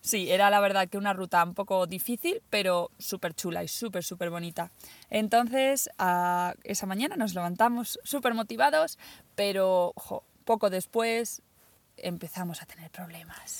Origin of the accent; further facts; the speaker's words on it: Caudete, Castilla-La Mancha, Spain; de mi pueblo